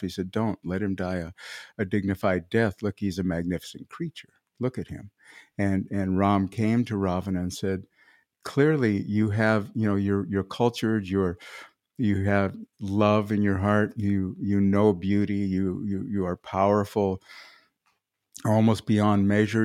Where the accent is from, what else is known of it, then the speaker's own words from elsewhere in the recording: Midwest, United States; I'm a farm kid, I come from the Midwest